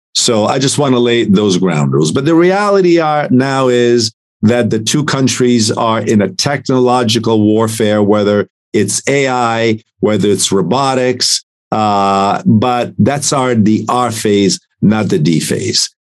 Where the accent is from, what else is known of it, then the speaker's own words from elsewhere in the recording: Italy; now in United States; I'm an immigrant from Italy.